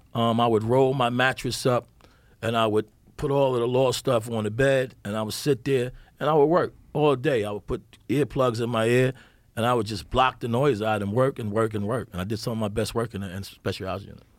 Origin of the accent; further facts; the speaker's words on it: New York City, New York, United States; I grew up in Bedford-Stuyvesant, Brooklyn